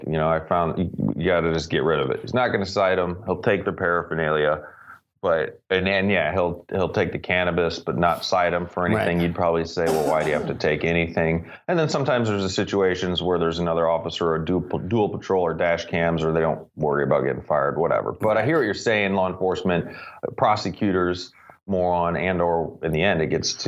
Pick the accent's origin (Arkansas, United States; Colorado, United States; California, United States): Colorado, United States; moved away; I'm from Colorado